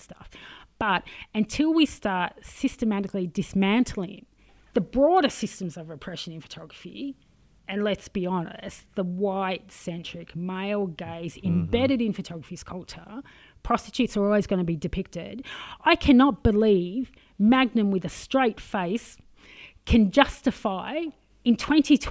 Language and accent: English; Australia; I'm very Australian